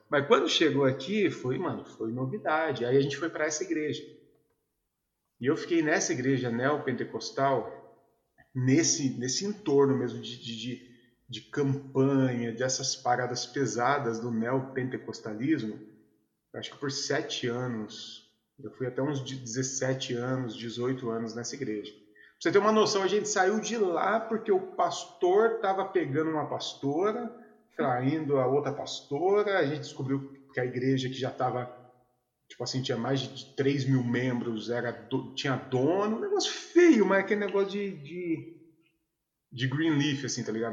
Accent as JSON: {"language": "Portuguese", "town": "Mogi das Cruzes", "region": "São Paulo", "country": "Brazil", "tie": "born or raised there", "also_born_or_lived": "Caieiras", "moved": "as an adult", "said": "voltei para Mogi, minha cidade natal"}